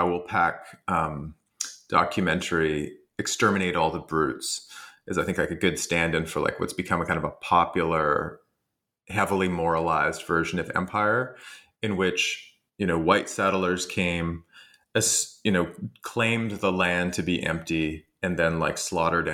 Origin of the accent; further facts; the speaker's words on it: Canada; I'm Canadian